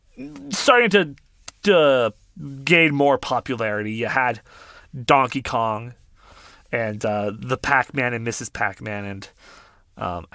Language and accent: English; Canada; being Canadian